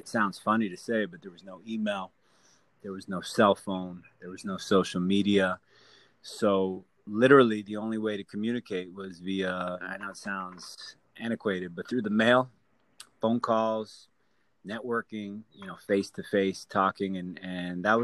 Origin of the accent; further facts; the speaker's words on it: Miami, Florida, United States; being born and raised in Miami